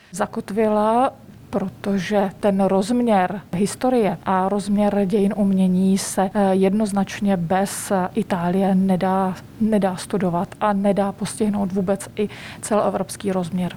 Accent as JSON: {"language": "Czech", "country": "Czechia", "also_born_or_lived": "Italy", "moved": "as an adult"}